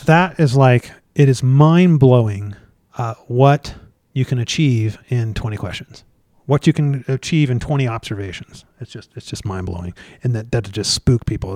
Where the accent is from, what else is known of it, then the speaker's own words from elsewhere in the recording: Colorado, United States; I'm from Colorado